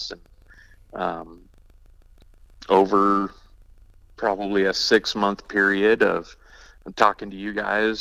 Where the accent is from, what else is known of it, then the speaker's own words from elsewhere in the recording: northwest corner around Yellowstone, Wyoming, United States; now in Scottsbluff, United States; Did most of my growing up in Wyoming, northwest corner around Yellowstone